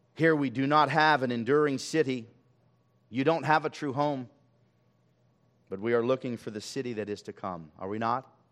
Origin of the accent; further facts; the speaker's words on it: Los Angeles, California, United States; We grew up in Hollywood, and I occasionally drive by.